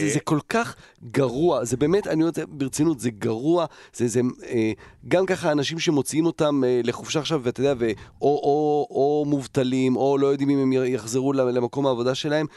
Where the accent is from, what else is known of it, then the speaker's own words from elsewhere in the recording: Netherlands; now in Israel; גרנו בהולנד, גדלתי בהולנד